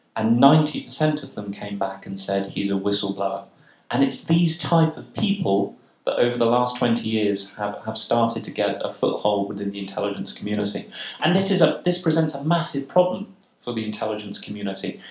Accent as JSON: {"language": "English", "country": "United Kingdom", "said": "in the United Kingdom, uh, my, my, my home country"}